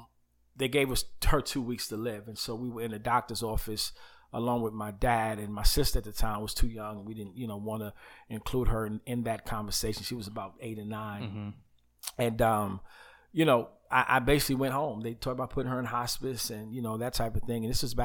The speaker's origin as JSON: {"language": "English", "town": "Uniondale", "region": "New York", "country": "United States", "tie": "born or raised there", "also_born_or_lived": "Queens", "said": "And so I was born in Queens. Mm-hmm. New York, and later on moved out to a place called Chill City, Uniondale, okay."}